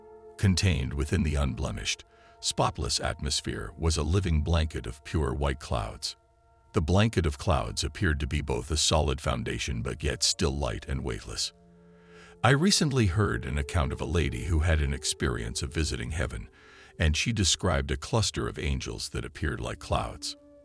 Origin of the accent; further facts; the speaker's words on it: Kingsport, Tennessee, United States; now in Atlanta, United States; I leave Atlanta and head to my hometown of Kingsport, Tennessee.